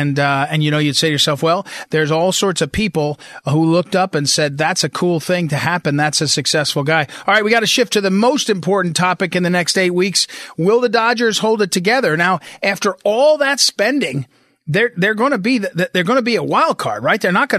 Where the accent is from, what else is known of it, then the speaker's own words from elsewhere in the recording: St. Louis, Missouri, United States; The listeners know I'm from St. Louis